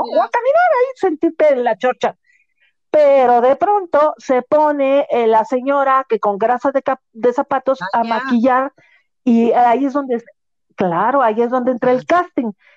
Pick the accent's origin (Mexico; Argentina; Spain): Mexico